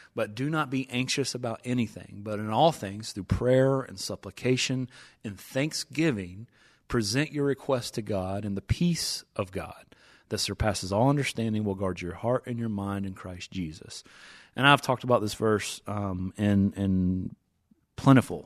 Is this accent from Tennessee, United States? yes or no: yes; East Tennessee, United States; I'm from East Tennessee, uh, gone to Dollywood numerous times, season tickets